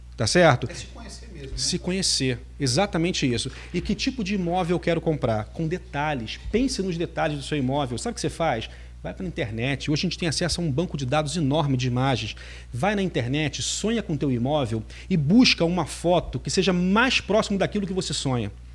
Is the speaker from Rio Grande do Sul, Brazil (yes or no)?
no; Rio de Janeiro, Brazil; now in Espírito Santo, Brazil; Eu sou do Rio de Janeiro, é, morei um bom tempo aqui no Espírito Santo